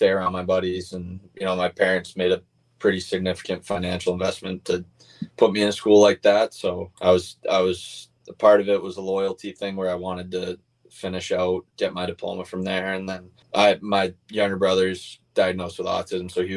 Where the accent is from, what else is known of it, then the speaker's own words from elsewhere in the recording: near Catholic Memorial, Massachusetts, United States; I live like 100 yards from CM. So I grew up going to those football games and being around that area